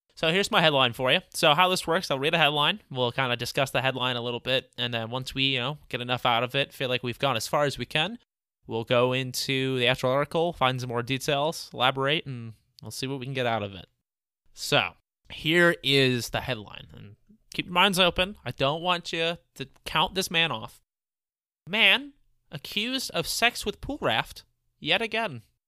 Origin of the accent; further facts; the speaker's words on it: Midwest, United States; We're also all from the Midwest area